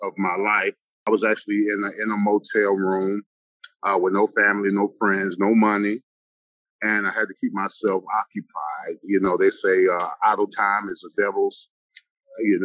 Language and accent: English; Orlando, Florida, United States; also born or lived in Washington, D.C.; I was born in Washington, D.C. I was raised in Orlando.